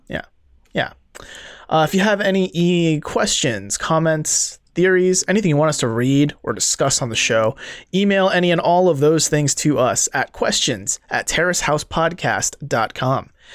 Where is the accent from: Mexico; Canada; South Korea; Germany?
South Korea; Seoul; moved away; I didn't learn how to drive till I was twenty-one because I grew up in Seoul.